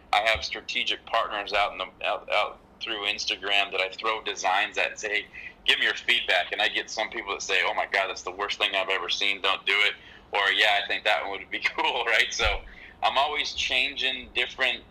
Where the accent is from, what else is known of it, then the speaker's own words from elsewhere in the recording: Southern California, United States; being from Southern California, we all wear Vans